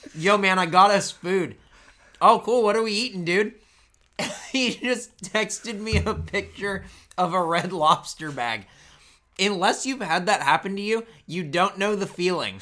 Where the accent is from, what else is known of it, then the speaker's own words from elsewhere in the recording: East County, California, United States; We grew up in East County